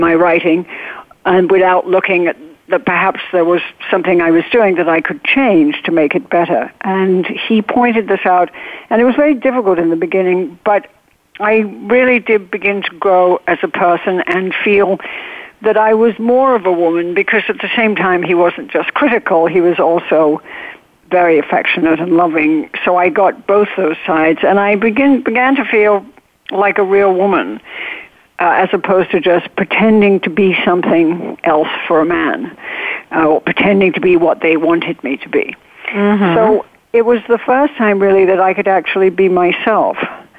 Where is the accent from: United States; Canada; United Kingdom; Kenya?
United Kingdom; England; I would go out of my way to be nice to people I didn't even like because I was overcompensating being so English.